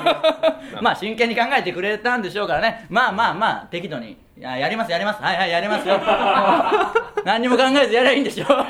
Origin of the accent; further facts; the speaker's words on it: Okayama, Japan; moved away as an adult; now in Tokyo, Japan; 僕らの地元の岡山県